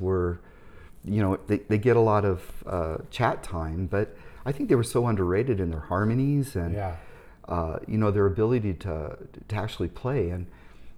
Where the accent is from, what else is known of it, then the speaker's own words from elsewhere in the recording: Indianapolis, Indiana, United States; moved away as an adult; I was born and raised in Indianapolis